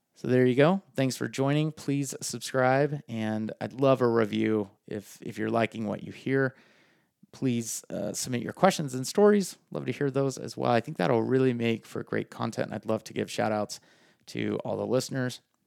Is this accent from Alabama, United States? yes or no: no; Farmington, New Mexico, United States; I grew up in Farmington, New Mexico, proud resident of the five oh five down there